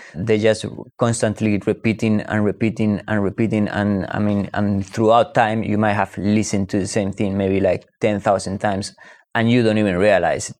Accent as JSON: {"language": "English", "country": "Spain", "tie": "born or raised there", "said": "I'm Spanish and I, and I grew up in Spain"}